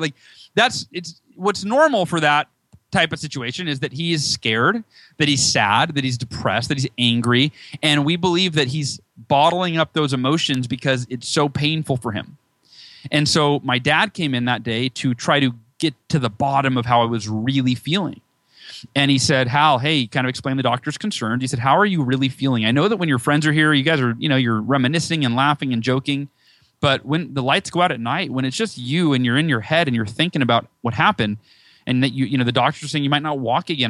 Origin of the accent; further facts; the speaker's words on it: Northern California, United States; moved away as an adult; now in near San Diego, United States; I was born in SoCal, moved uh, when I was five to NorCal, and then moved back here about five years ago